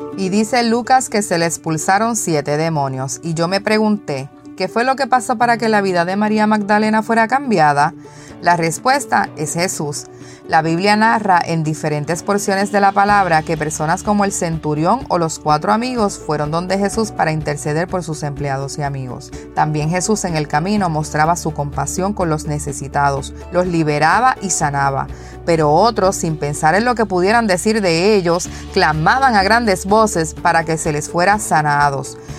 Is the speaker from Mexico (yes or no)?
no; Carolina, Puerto Rico; now in Houston, United States; soy de Carolina, Puerto Rico, pero actualmente resido en el estado de Houston, Texas